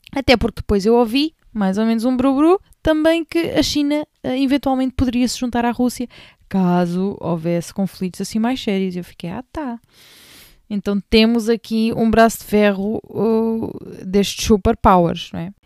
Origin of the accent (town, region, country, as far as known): Portugal